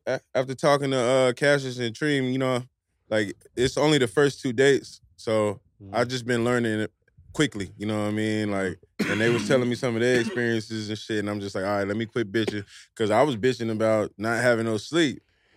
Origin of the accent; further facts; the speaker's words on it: Charlotte, North Carolina, United States; I'm from North Carolina. North Carolina, man. Charlotte, man.